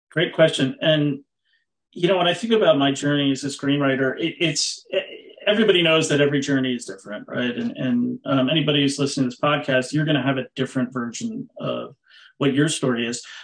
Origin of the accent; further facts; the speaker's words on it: East Coast, United States; also born or lived in Massachusetts; I grew up on the East Coast. I was born in Massachusetts and moved around a lot.